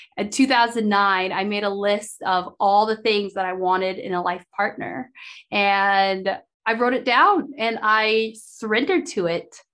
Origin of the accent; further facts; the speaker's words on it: Idaho, United States; growing up in Idaho